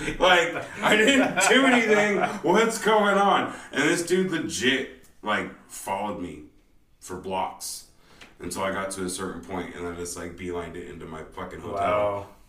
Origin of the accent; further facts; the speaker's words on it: North Highlands, California, United States; growing up in North Islands